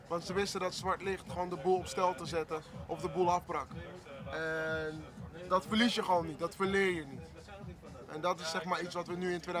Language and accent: Dutch; Limburg, Netherlands; En ik kom uit, ik kom